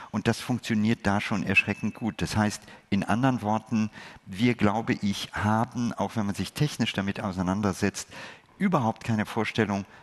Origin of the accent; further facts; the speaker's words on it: India; Ich gehöre zu den Menschen, die aus einem Land kommen oder ein Teil, ich habe meine Kindheit in Indien verlebt.